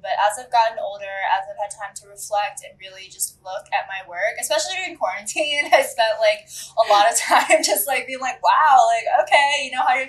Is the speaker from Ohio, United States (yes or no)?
yes; Medina, Ohio, United States; moved away as an adult; also born or lived in Cleveland, Ohio / Columbus, Ohio; now in Chicago, United States; I grew up in Medina, Ohio